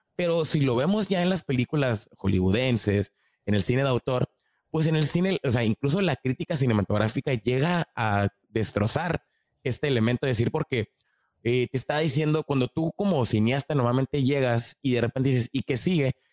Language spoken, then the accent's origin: Spanish; Mexico; nosotros que somos mexicanos